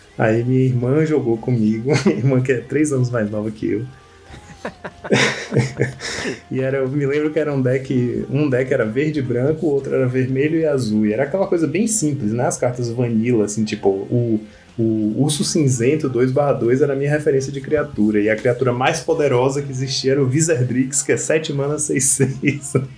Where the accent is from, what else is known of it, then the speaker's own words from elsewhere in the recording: Salvador, Bahia, Brazil; moved away as an adult; also born or lived in São Paulo / Vitória da Conquista; hoje moro na Bahia. Eu sou, sou daqui, né? Sou, nasci em Salvador